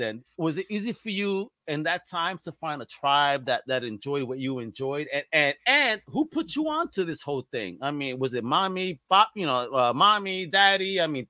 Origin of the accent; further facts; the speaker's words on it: New York City, New York, United States; also born or lived in Long Island City, New York; now in Florida, United States; I'm from Greenpoint.